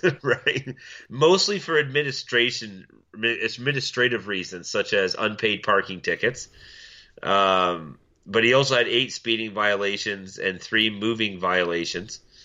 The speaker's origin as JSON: {"language": "English", "town": "Milton", "region": "Ontario", "country": "Canada", "tie": "born or raised there", "said": "my hometown of Milton"}